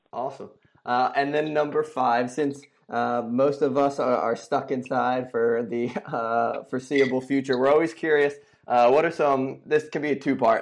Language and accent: English; Philadelphia, Pennsylvania, United States; I'm from Philly